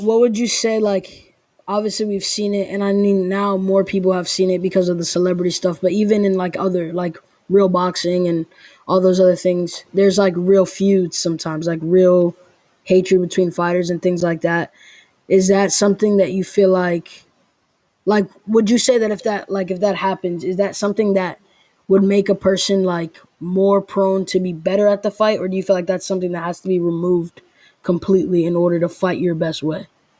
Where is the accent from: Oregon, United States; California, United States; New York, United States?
New York, United States; New York City; Like we're all originally from NYC.